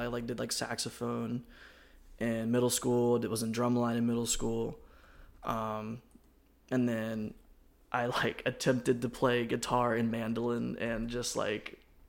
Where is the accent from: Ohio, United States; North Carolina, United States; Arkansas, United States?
North Carolina, United States; Greensboro; also born or lived in Winston-Salem, North Carolina; I grew up in Greensboro, basically. I just say I'm from Greensboro.